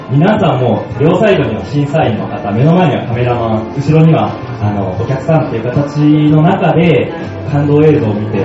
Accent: Kansai, Japan; あの僕関西人なんですよでその関西

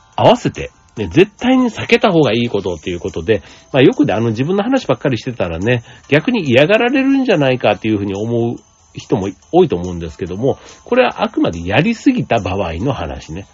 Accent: Osaka, Japan; moved away; 大阪に帰って帰省してたんですけども

